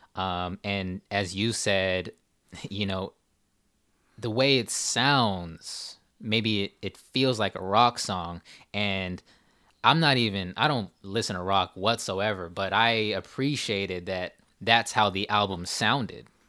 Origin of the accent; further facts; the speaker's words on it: California, United States; we're Asian from California, right. born in '92